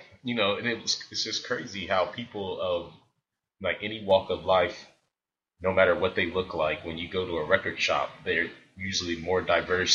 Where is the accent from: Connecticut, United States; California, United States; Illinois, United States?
Illinois, United States; Springfield; I'm from Springfield, Illinois, but we had a shop downtown